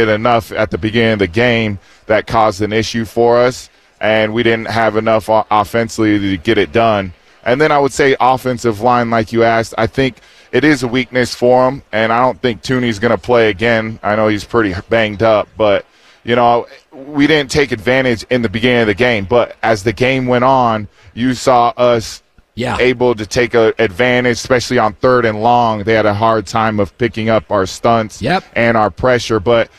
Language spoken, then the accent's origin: English; Florida, United States; I claim that I'm from Florida, so Broward County, stand up.